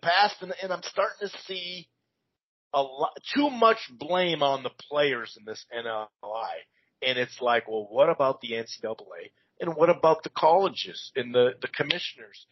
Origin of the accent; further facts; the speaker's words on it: Minnesota, United States; I'm born and raised in Minnesota